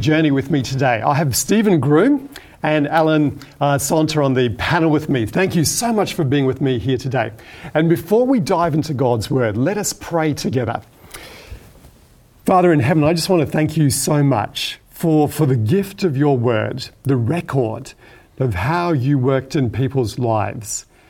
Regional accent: Hong Kong; I grew up in Hong Kong, where my parents were working as medical missionaries at the Seventh-day Adventist Hospital, which was located in Chun Wan.

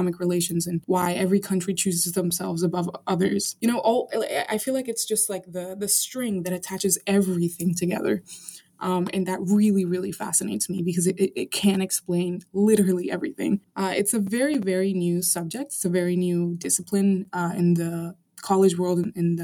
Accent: Arlington, Virginia, United States; also born or lived in Caracas, Venezuela; I'm like American in nature because I grew up in the States

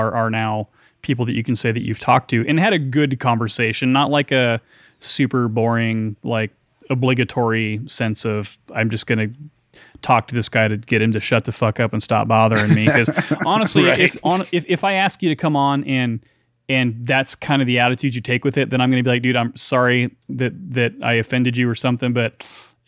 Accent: near Seattle, Washington, United States; Seattle, Washington, near my hometown

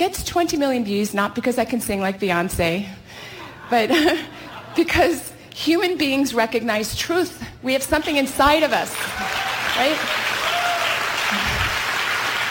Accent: California, United States; I hail from California

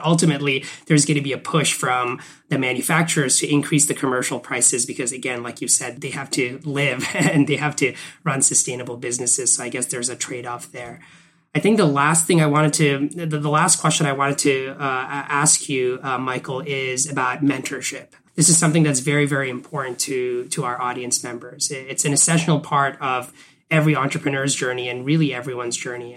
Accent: Canada; moved away; I grew up in Canada and my folks are still in Canada

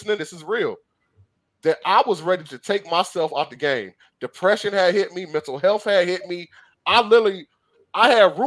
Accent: Detroit, Michigan, United States; Growing up in Detroit, I grew up in the ghetto, the hood, whatever you want to call it

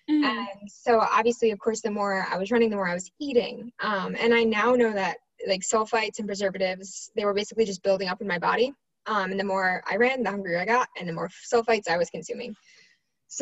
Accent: New York, United States; I'm from New York

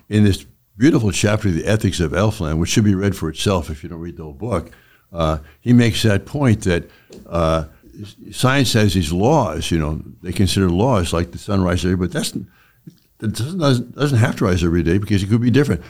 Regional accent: San Francisco, California, United States; I'm from California and in San Francisco

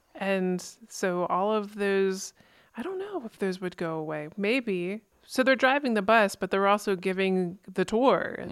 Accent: East Coast, United States; growing up in the East Coast

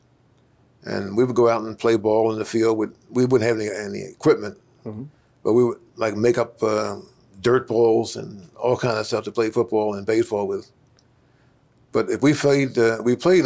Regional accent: Upper Merion Township, Pennsylvania, United States; also born or lived in Philadelphia / Garrett Hill; I was born in Philadelphia in 1933. My family moved to Upper Merion Township in 1934

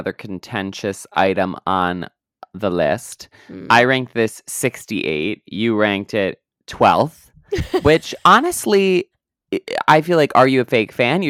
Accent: Canada; Well, I am Canadian, so yeah.

